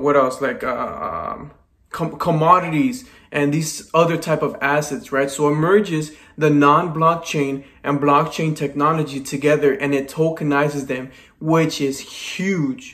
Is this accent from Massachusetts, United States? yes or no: no; Los Angeles, California, United States; born and raised in Los Angeles, California